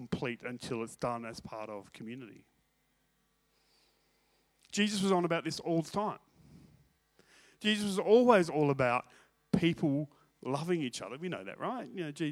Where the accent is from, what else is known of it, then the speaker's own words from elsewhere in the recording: Australia; I'm from Australia